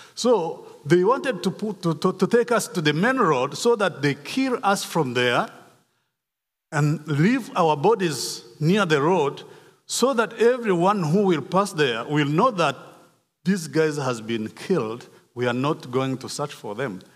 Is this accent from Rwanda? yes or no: yes; Rwanda; moved away; I was born in Rwanda in nineteen sixty-four. I grew up in Rwanda